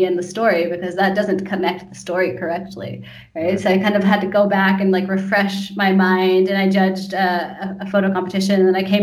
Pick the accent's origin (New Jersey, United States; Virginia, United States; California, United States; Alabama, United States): California, United States; Santa Cruz; I'm from California, from a place called Santa Cruz.